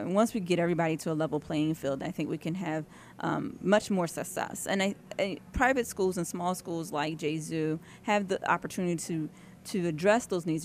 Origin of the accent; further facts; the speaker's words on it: New Jersey, United States; now in Pennsylvania, United States; I grew up in New Jersey, so I'm originally a Jersey girl.